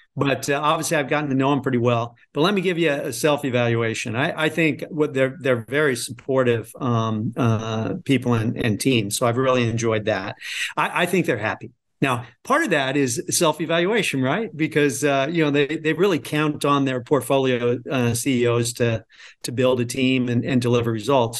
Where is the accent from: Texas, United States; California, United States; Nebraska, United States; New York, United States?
Nebraska, United States; moved away; I'm originally from Nebraska